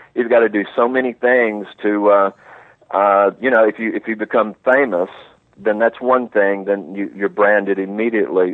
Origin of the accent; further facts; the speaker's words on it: Alabama, United States; moved away as an adult; now in Rome, Italy; I grew up in Alabama